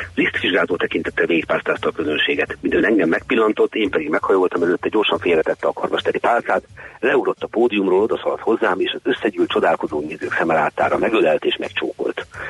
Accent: Hungary; mi magyarok

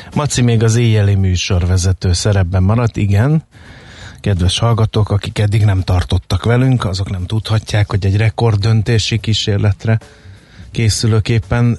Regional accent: Hungary; mi magyarok

